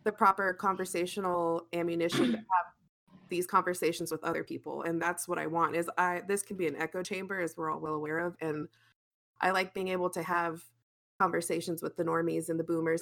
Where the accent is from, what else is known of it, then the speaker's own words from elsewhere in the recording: Arizona, United States; I grew up in Arizona